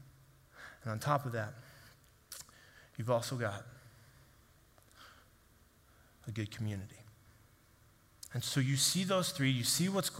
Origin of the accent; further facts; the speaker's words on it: Kansas City, United States; I grew up in Kansas City area